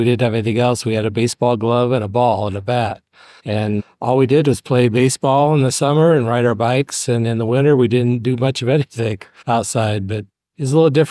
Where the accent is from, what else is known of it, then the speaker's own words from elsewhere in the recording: Fort Wayne, Indiana, United States; also born or lived in New Haven, Indiana; Southeast Fort Wayne, Village Woods.